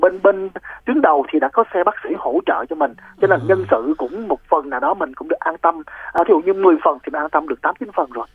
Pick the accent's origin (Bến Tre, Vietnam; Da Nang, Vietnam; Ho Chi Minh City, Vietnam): Ho Chi Minh City, Vietnam; mình là người sài gòn